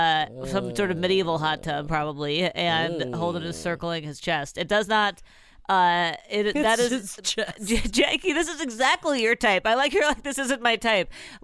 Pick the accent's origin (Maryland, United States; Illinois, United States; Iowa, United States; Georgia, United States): Iowa, United States; Dubuque; my hometown, Dubuque, Iowa.